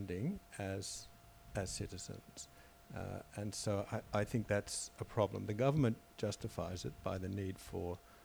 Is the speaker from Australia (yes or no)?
yes; Australia; I'm an Australian citizen